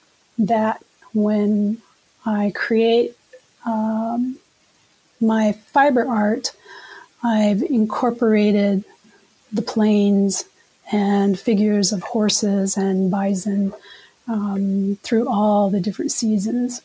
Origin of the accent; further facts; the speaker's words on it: United States; moved away; also born or lived in Kansas / Oklahoma / Minnesota; I grew up in Kansas and Oklahoma